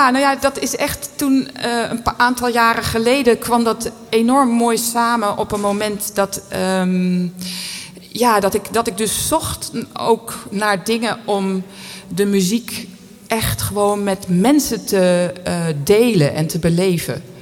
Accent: Geldermalsen, Gelderland, Netherlands; Ik ben opgegroeid in Geldermalsen. En eh, daar zat ik op de drumband.

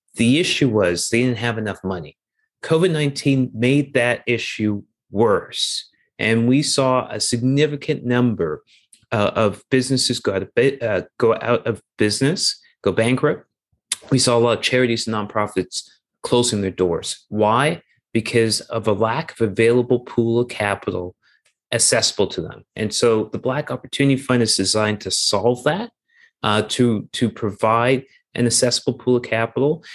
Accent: Toronto, Ontario, Canada; moved away as an adult; also born or lived in United States / Europe / South America; I'm originally from Toronto, so I'm from Toronto.

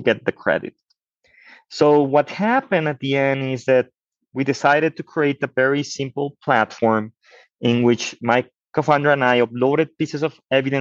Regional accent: Mexico; I'm from Mexico.

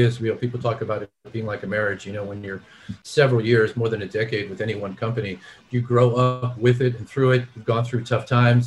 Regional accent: Miami, Florida, United States; moved away as an adult; also born or lived in New Orleans; I grew up in Miami

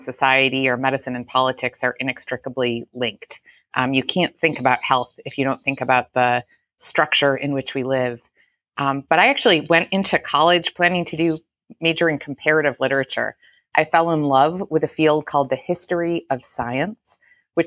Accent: Buffalo, New York, United States; growing up in Buffalo, New York

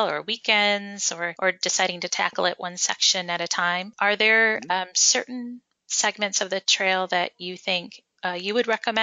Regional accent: Michigan, United States; I'm from Michigan, so I know how tough like Michigan winters can be sometimes.

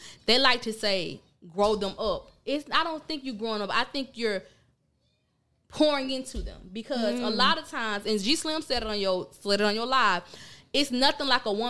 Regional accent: Pahokee, Florida, United States; I'm from Pahokee.

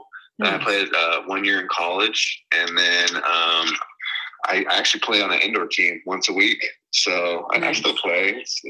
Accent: Oceanside, California, United States; Yeah, I grew up in Oceanside.

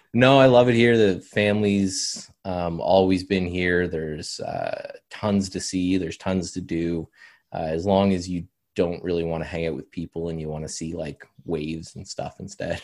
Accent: Canada; as a Canadian

